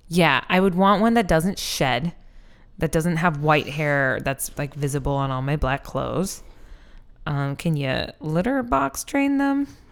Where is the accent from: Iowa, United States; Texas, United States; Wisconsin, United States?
Iowa, United States; also born or lived in Seattle, Washington; now in Philadelphia, United States; Iowa, where I, like, grew up a bunch